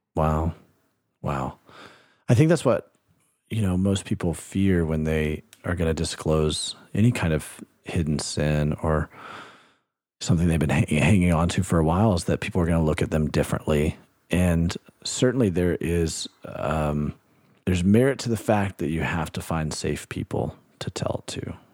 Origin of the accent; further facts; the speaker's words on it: Alabama, United States; my home state, Alabama, where I grew up